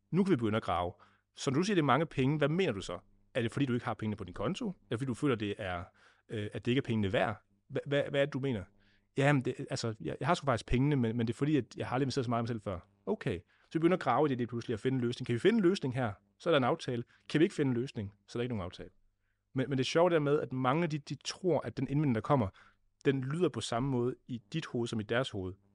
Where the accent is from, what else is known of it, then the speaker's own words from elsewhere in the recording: Denmark; hvor jeg kommer fra i Vestland